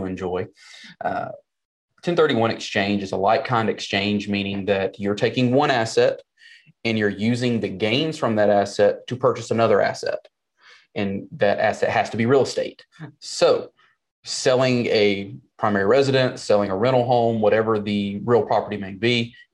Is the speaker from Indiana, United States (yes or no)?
no; South Carolina, United States; accent: Southern twang; now in Nashville, United States; I was born and raised in South Carolina